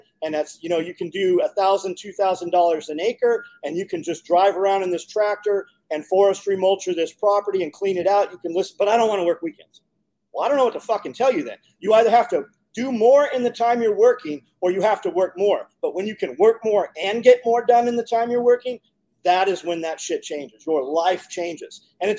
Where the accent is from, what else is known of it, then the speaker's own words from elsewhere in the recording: California, United States; moved away; We came from California 15 years ago.